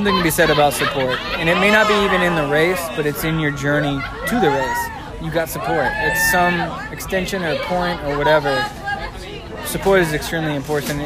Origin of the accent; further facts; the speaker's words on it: Pensacola, Florida, United States; being in Pensacola, being in my hometown